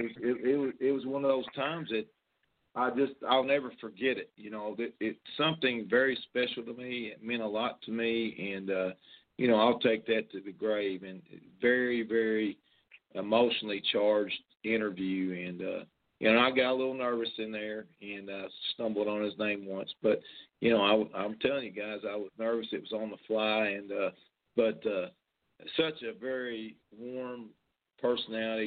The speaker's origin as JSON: {"language": "English", "region": "Western Kentucky", "country": "United States", "tie": "born or raised there", "said": "growing up in Kentucky, in Western Kentucky"}